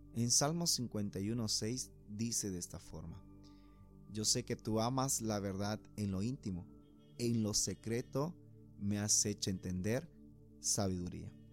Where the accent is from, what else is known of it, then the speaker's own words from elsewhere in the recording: Puerto Quijarro, Santa Cruz, Bolivia; moved away as an adult; now in Santa Cruz de la Sierra, Bolivia; cuando yo vine de Puerto Quijarras a Santa Cruz, ya salido de, bachiller, de la promoción, para decidir estudiar una carrera